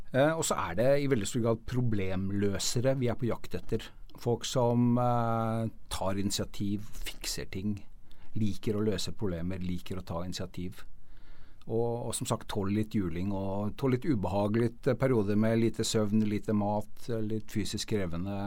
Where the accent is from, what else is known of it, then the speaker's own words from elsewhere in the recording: Norway; vi som nordmenn